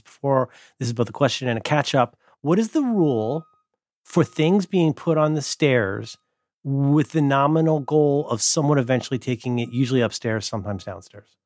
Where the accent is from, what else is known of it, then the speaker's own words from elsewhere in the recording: Ohio, United States; moved away; I'm from Ohio.